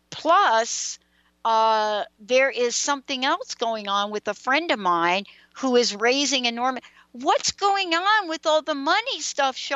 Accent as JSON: {"language": "English", "region": "East Coast", "country": "United States", "said": "Four of us on the call, we're all from the East Coast."}